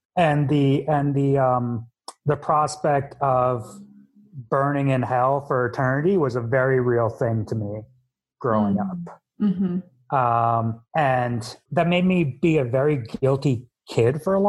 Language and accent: English; Elizabeth, New Jersey, United States; I was born in Elizabeth General Hospital in New Jersey